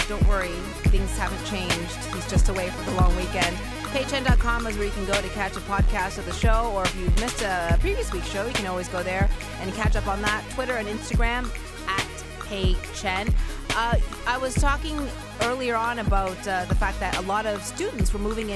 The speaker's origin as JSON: {"language": "English", "town": "Halifax", "region": "Nova Scotia", "country": "Canada", "moved": "as an adult", "lives_now": "Toronto, Canada", "said": "I moved from Halifax, Nova Scotia, moved to Toronto to go to school"}